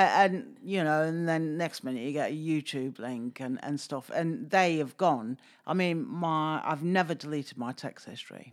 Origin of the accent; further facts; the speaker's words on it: Stoke-on-Trent, West Midlands, United Kingdom; moved away; originally I'm from Stoke